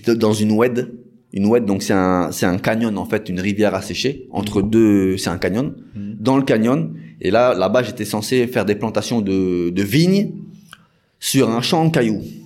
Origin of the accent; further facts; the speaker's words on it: Paris region, Île-de-France, France; moved away as an adult; now in Senegal; je suis originaire de France, je suis né en France, mm. dans la région parisienne